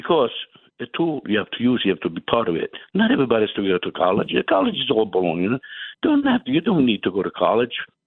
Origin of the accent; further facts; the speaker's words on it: Italy; English is a second language; now in United States; When I came from Italy, I went to women's school to pick up, and that's what made me pick up English